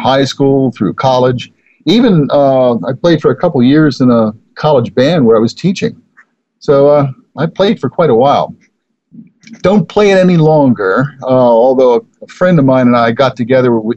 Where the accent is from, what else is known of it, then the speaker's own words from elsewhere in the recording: Baltimore, Maryland, United States; now in Claremont, United States; I grew up in Baltimore